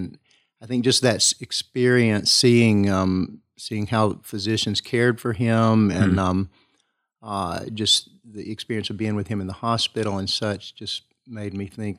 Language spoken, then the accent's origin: English; Kingsport, Tennessee, United States; I was raised in Kingsport.